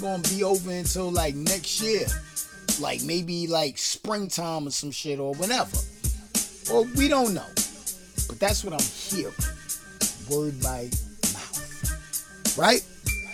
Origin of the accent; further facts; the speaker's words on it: New York City, New York, United States; I'm from Brooklyn, and I'm doing this show in Brooklyn right now